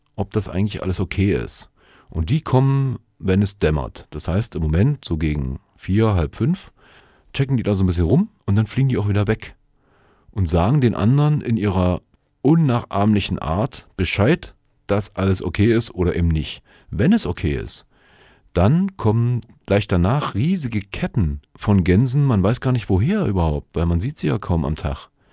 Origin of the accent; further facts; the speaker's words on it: Germany; hier bei uns in Deutschland